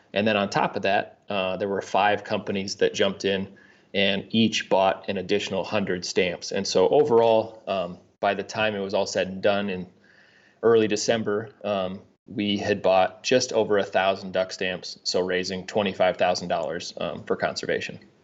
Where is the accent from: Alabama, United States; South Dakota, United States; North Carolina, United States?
South Dakota, United States; Sioux Falls; also born or lived in Aberdeen, South Dakota; Grew up in South Dakota, uh, was born in Aberdeen, and then, uh, grew up in Sioux Falls